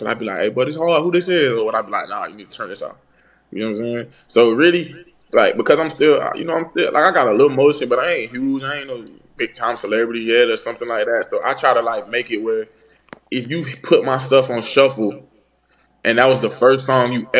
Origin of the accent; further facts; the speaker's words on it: Florida, United States; I'm from Florida.